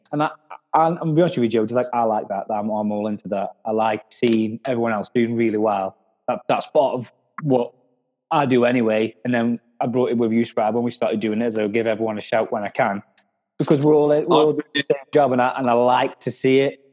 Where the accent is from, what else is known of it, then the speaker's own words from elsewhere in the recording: Stoke-on-Trent, West Midlands, United Kingdom; I'm from Stoke